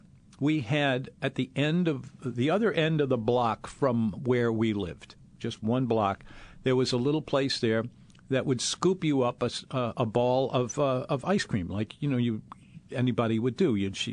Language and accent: English; New Orleans, Louisiana, United States; But I grew up in the Treme section of New Orleans.